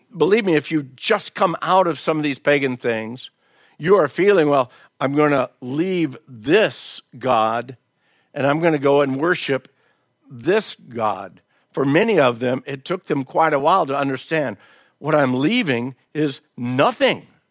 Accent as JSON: {"language": "English", "region": "the South", "country": "United States", "tie": "born or raised there", "moved": "yes", "said": "I was raised in the South"}